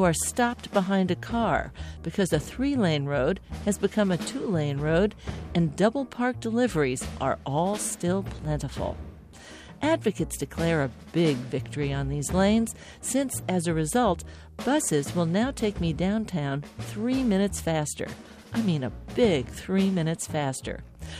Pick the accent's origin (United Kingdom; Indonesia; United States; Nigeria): United States; East Coast; The street I grew up on the East Coast, not the West, had a little surprise for me.